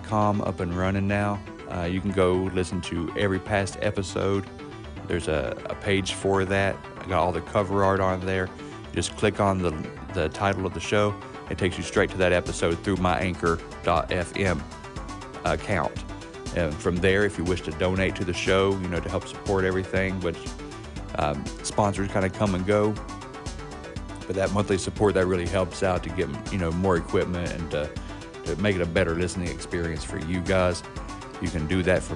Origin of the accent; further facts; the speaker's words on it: West Virginia, United States; accent: country; I'm from West Virginia